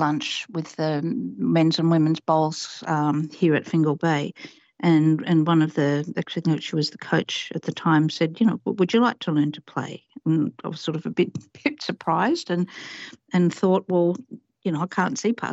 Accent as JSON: {"language": "English", "country": "Papua New Guinea", "moved": "yes", "lives_now": "Australia", "said": "represented my home country, PNG."}